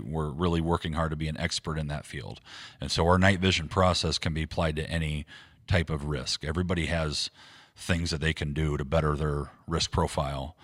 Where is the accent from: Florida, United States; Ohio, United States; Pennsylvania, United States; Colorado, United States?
Ohio, United States; Defiance; also born or lived in Akron, Ohio; now in Waterville, United States; I was born and raised in Defiance, Ohio, a little town west of here.